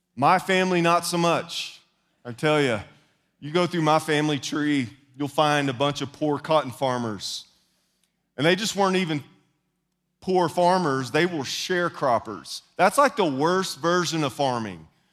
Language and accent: English; the South, United States; I am also from the South, which puts me at a disadvantage when it comes to enunciation